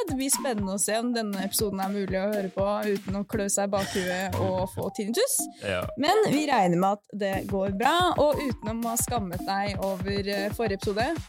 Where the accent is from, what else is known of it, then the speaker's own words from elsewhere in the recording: Sweden; Jeg kommer fra Sverige.